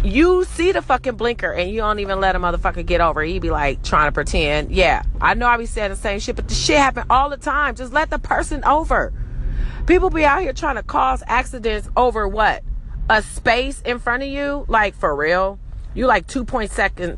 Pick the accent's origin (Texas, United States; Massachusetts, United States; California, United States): California, United States; Los Angeles; I'm from Cali. I'm from LA. And yeah, I even say it like I'm from